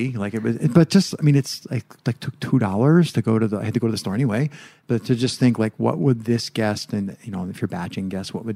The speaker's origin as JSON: {"language": "English", "country": "United States", "said": "now I'm from America."}